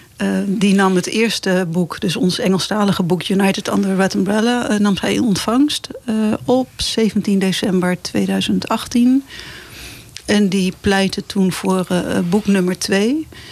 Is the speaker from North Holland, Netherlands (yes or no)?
yes; Het Gooi, North Holland, Netherlands; moved away; also born or lived in Amsterdam; mijn eigen oude dorp, het dorp waar ik ben opgegroeid, gedeeltelijk dan. Ik was ook al mhm. vroeg weg